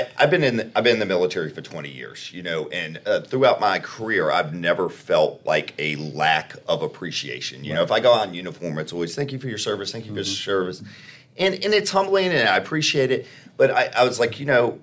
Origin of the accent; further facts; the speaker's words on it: Chesterfield, Virginia, United States; moved away as an adult; being born and raised in Chesterfield